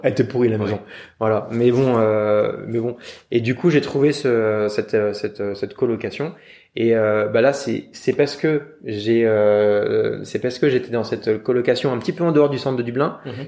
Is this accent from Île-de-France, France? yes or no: yes; Yvelines, Paris suburbs, Île-de-France, France; also born or lived in London; j'ai vécu de manière très classique, euh, en banlieue parisienne, euh, voilà, à l'ouest de Paris, dans les Yvelines